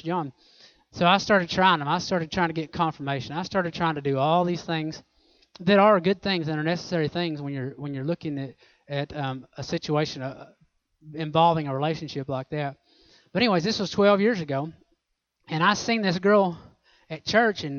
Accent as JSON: {"language": "English", "region": "Oklahoma", "country": "United States", "said": "I'm from Oklahoma"}